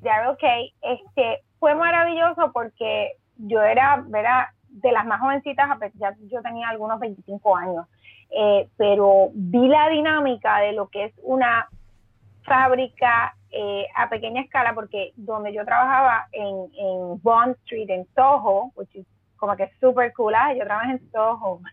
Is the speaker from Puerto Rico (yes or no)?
yes; Mayagüez, Puerto Rico; also born or lived in San Juan, Puerto Rico / New York, United States; yo soy natural de Mayagüez